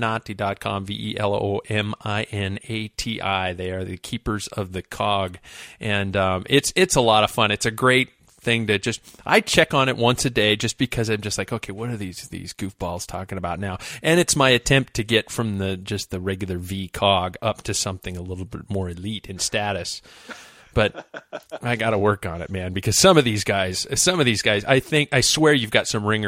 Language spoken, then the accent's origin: English; the Northwest, Pacific Northwest, United States; being born and raised in the Northwest